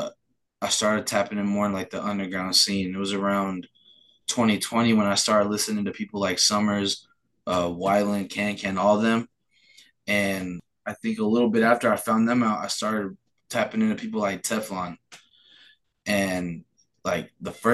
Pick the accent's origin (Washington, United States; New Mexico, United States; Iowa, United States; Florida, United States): New Mexico, United States; also born or lived in Phoenix, Arizona; they chose to live in New Mexico. So we moved down here, and I've been living here ever since I moved from Phoenix.